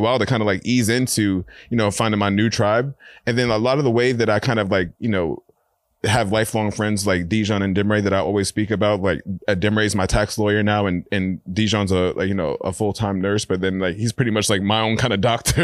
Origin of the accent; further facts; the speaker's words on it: New York City, New York, United States; I've been a born and raised New Yorker